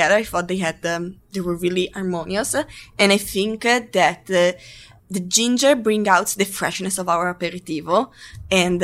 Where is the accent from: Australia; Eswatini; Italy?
Italy; now in United States; as an Italian